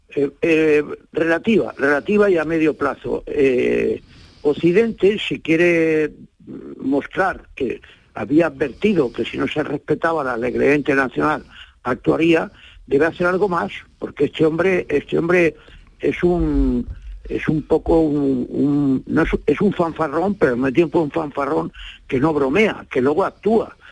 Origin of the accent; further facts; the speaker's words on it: Almería, Andalusia, Spain; yo soy andaluz por los cuatro costados